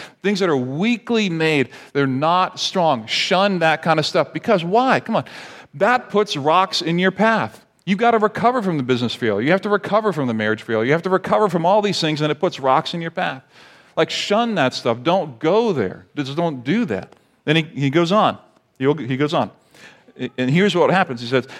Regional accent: Barbados; And I grew up in the Caribbean in Barbados. Parents are missionaries.

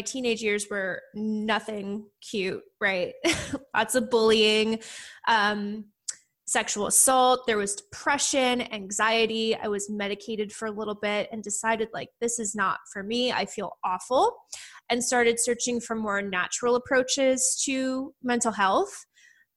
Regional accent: Philadelphia, Pennsylvania, United States; moved away as an adult; now in Princeton, United States; I'm actually from the outskirts of Philadelphia

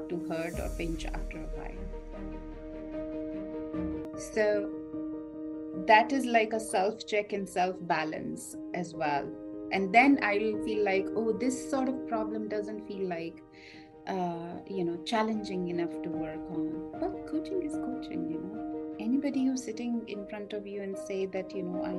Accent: India; growing up in India

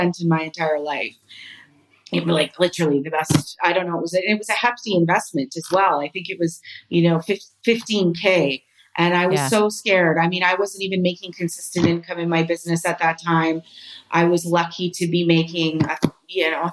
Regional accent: Canada; moved away as an adult; now in Spain; I'm Canadian

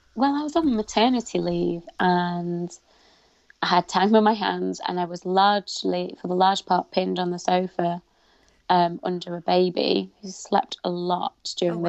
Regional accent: United Kingdom; I'm proud of being Pakistani. I'm proud of being British.

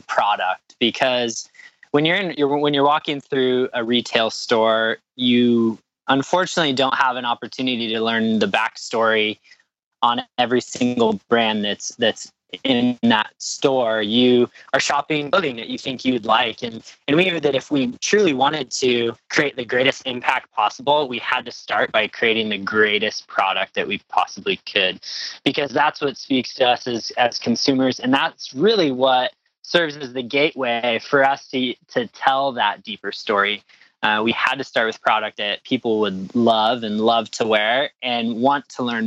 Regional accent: Spokane, Washington, United States; We grew up together in Spokane, Washington

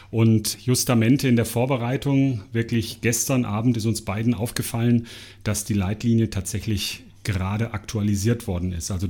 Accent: Munich, Bavaria, Germany; Ich komme aus München und arbeite dort im Klinikum München-Schwabing

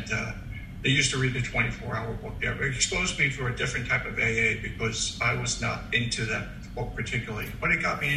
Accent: New York City, New York, United States; I was originally born from Staten Island.

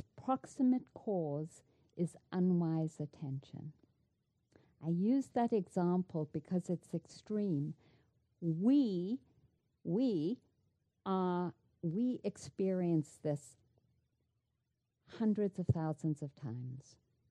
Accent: South Africa; moved away; I grew up in South Africa

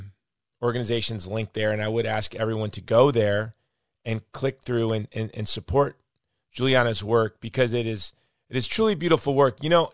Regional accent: United States; as an American, I have to say

